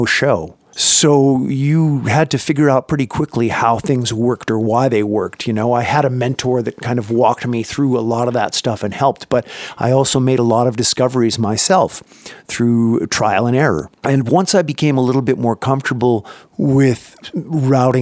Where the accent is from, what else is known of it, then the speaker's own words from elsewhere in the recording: Canada; moved away as an adult; now in United States; I grew up in Canada and started up there working with bands up there